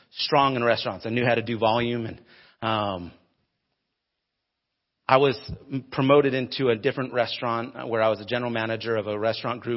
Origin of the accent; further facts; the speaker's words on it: United States; moved away as an adult; also born or lived in Denver, Colorado / Phoenix, Arizona / Arcadia, Florida; Growing up in Denver and Phoenix and big cities, we were multiple Walmart towns